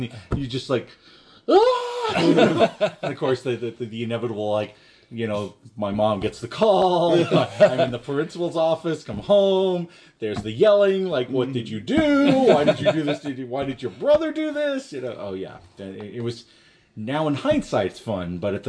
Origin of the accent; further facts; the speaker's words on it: New York City, New York, United States; moved away; I was a Staten Island kid